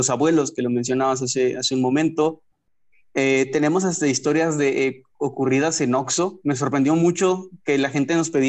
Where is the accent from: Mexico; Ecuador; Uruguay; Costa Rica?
Mexico; northern Mexico; Como en mi caso como un mexicano norteño, está bien complicado conocer qué leyendas existen en Kazajistán